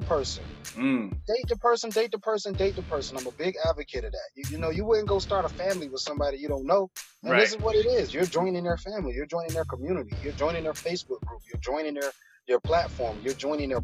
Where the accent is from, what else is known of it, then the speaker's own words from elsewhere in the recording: Miami, Florida, United States; also born or lived in Broward County, Florida; I'm from Miami originally, born and raised in Miami. I moved up into Broward County around like elementary, middle school, but I'm back and forth from between Broward and Miami